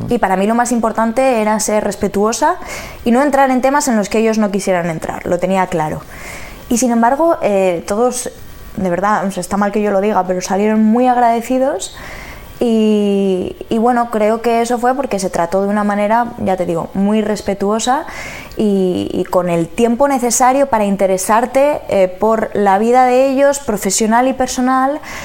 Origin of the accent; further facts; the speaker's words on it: Palencia, Castile and León, Spain; moved away; yo soy de Palencia